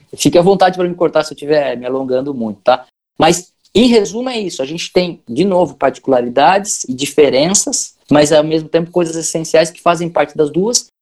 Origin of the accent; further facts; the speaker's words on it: São Paulo, Brazil; Eu sou paulista